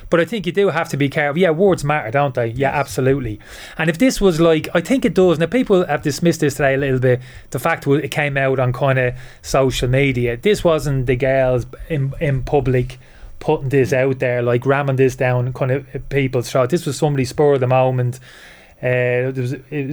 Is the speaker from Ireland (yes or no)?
yes; Dublin, Leinster, Ireland; moved away as an adult; also born or lived in United Kingdom; I spent most of my life over in the UK. I left Dublin when I was 18.